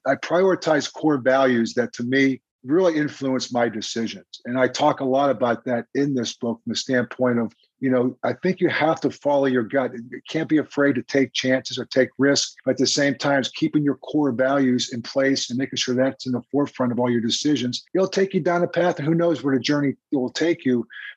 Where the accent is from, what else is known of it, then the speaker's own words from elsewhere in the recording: Crafton, Pennsylvania, United States; moved away as an adult; also born or lived in Kansas City; me growing up in Crafton